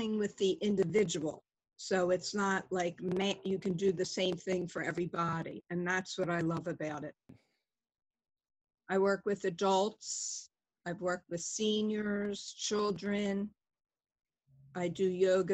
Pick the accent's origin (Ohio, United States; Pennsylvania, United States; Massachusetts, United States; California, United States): Pennsylvania, United States; Philadelphia; I grew up in Northeast Philadelphia and had a fun childhood